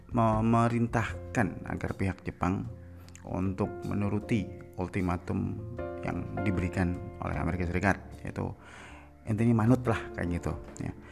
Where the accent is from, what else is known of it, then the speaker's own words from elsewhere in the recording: Purbalingga, Central Java, Indonesia; born there; Saya terlahir di Purbalingga. Terlahir di Purbalingga